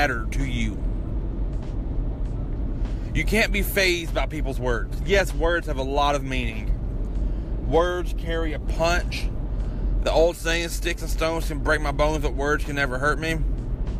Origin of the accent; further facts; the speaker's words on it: Kentucky, United States; my hometown in Kentucky